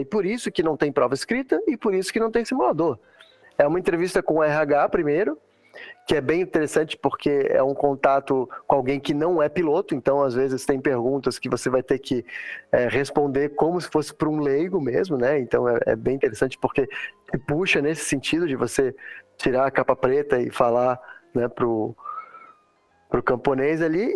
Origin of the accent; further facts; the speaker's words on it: Santa Catarina, Brazil; also born or lived in Teresópolis, Rio de Janeiro, Brazil / Middle East; now in Texas, United States; eu sou do sul, né, velho? Sou de Santa Catarina